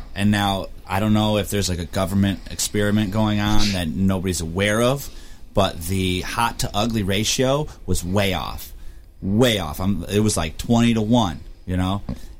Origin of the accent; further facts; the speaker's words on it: Michigan, United States; we're from Michigan.